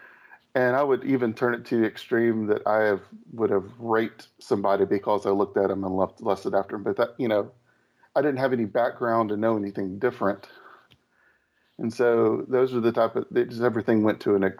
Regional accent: the South, United States; I grew up in the South, so it was pretty pretty hardcore

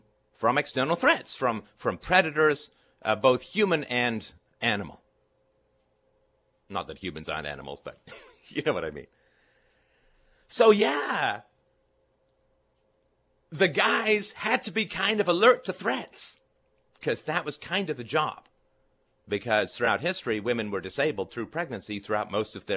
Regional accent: England, United Kingdom; when I was growing up in England

